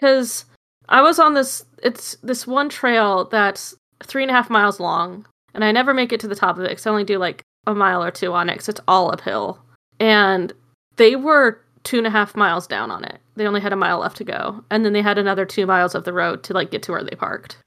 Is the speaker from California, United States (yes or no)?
no; Arizona, United States; I'm from Arizona.